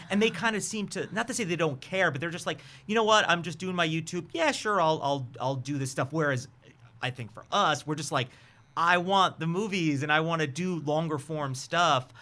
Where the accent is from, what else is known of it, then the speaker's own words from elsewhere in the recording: New York, United States; I'm from New York.